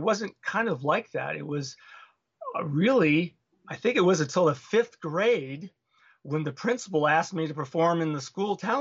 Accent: Los Angeles, California, United States; also born or lived in Los Gatos, California; I grew up in Hollywood, California

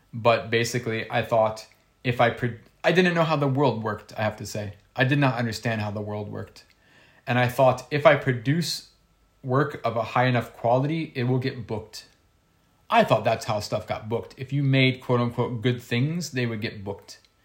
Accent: Ohio, United States; I'm from Ohio

